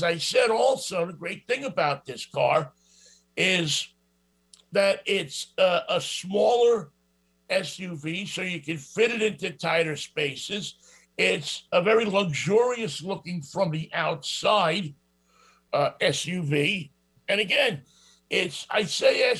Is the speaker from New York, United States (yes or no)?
yes; New York, United States; accent: New York; I have this New York accent